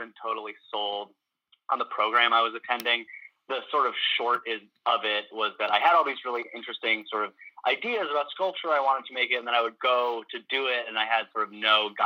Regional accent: Burlington, Vermont, United States; moved away as an adult; also born or lived in Williston, Vermont / Baltimore, Maryland; now in Washington, United States; I'd lived in Burlington for, you know, other than the 2.5 years I was in Baltimore, I was in Burlington. And, I was born in Williston, so I was there for, you know, the first 7 years of my life

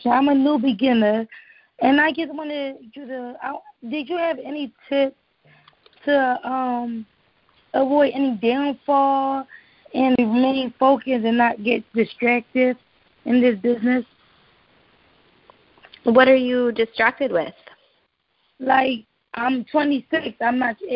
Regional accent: Philadelphia, Pennsylvania, United States; I'm from Philadelphia.

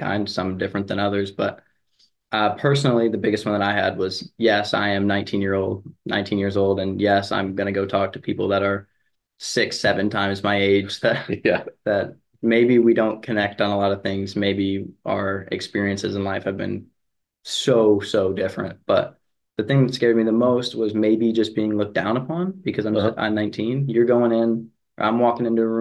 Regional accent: Lexington, Kentucky, United States; moved away as an adult; now in High Point, United States; I'm from Lexington, Kentucky

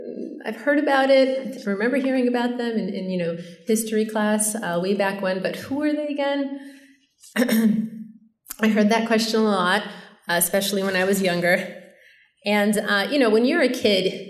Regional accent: Chicago, Illinois, United States; moved away as an adult; now in Long Island, United States; I was born in Chicago, and I lived there all through high school and then eventually moved to Long Island with my family

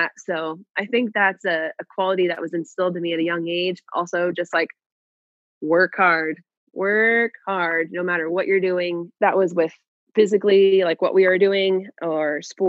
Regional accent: Hill City, Kansas, United States; moved away as an adult; also born or lived in Hawaii / Alaska; I grew up on a farm. I grew up in a very small community. There was when I say go to town, it's a little town called Hill City

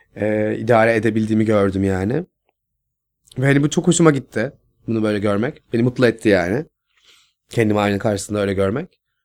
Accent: Istanbul, Turkey; Nurtepe'de büyüdüm. İstanbul, Kağıthane, Nurtepe'de

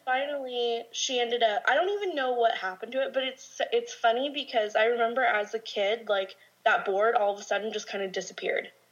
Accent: Orange County, California, United States; also born or lived in Corona, California; born and raised in Orange County, but I actually moved out to Corona, which is like 10 minutes outside of Orange County

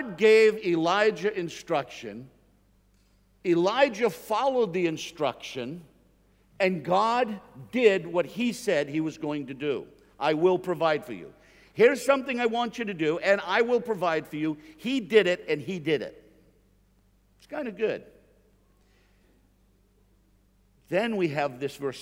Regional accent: Northeast, United States; I'm from the Northeast in the United States, and we take off R's where they go, and we put them where they don't exist.

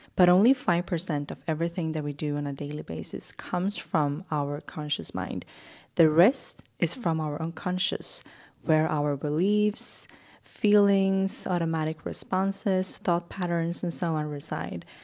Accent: Sweden's West Coast, Sweden; moved away as an adult; now in Stockholm, Sweden; I wanna live on Sweden's West Coast where I grew up

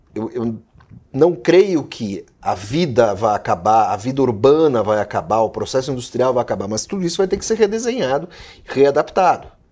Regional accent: Rio Grande do Sul, Brazil; eu sou do Rio Grande do Sul

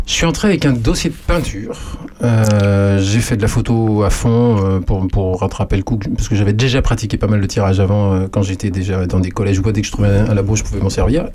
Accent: Poitou, Nouvelle-Aquitaine, France; moved away as an adult; also born or lived in Nantes / Bordeaux / Gironde; now in Auxerre, France; j'ai passé toute une grande partie de mon adolescence et, jeune adulte euh, dans le Poitou

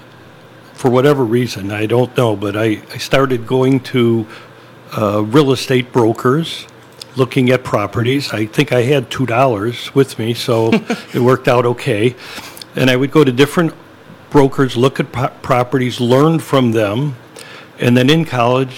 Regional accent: Elmwood Park, Illinois, United States; I grew up in Elmwood Park, so it wasn't that far from Des Plaines.

